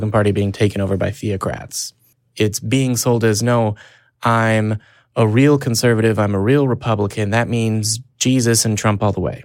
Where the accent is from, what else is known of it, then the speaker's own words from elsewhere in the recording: United States; as an American people